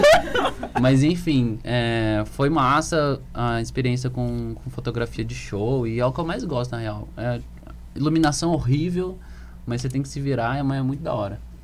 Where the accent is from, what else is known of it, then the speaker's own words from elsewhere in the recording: Ribeirão Preto, São Paulo, Brazil; eu sou músico, sou daqui de Ribeirão Preto